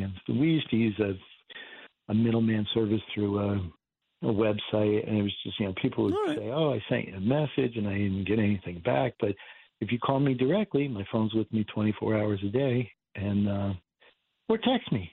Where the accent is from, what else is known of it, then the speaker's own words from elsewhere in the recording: Martinsville, New Jersey, United States; I grew up in Martinsville, and which is part of Bridgewater